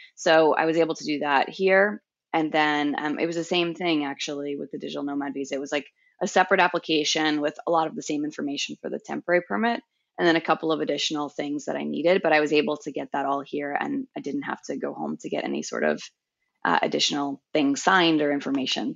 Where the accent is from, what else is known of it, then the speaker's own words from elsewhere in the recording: Long Island, New York, United States; moved away as an adult; also born or lived in Brooklyn / San Francisco; now in Hvar, Croatia; I'm originally from Long Island, New York